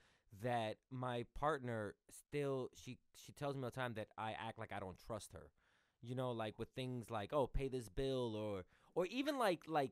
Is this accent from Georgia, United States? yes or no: no; New York City, New York, United States; I grew up in New York City too